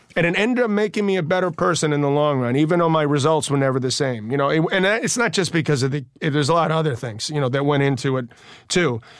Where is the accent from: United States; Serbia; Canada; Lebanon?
United States; New York City, New York; we're both from Queens